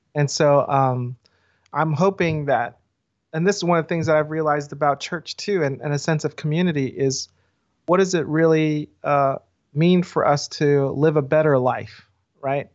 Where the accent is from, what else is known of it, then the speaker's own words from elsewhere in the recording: the South, United States; now in Atlanta, United States; I'm Korean American, and I've been in the South my whole life